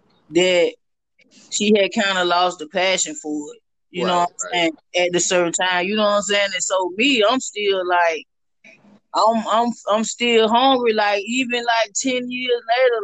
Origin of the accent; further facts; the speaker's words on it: the South, United States; You know, growing up in the South, going to church